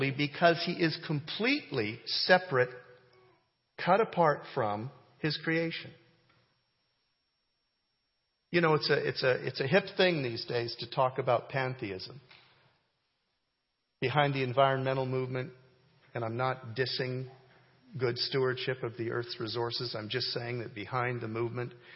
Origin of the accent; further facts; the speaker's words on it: Canada; moved away; I grew up in Canada